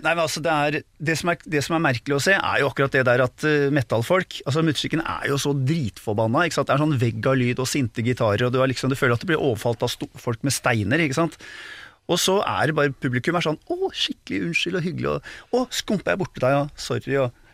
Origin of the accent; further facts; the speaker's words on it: Oslo, Norway; jeg vokste opp på Disen